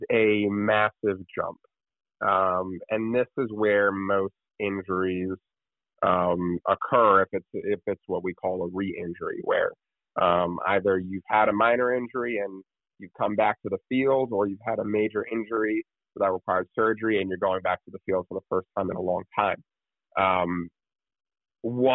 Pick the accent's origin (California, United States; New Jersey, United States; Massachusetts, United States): New Jersey, United States; I'm from New Jersey